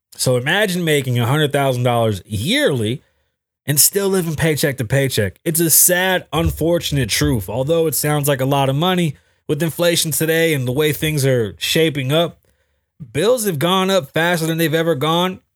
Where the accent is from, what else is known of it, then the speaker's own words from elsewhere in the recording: New York, United States; now in Las Vegas, United States; I'm from New York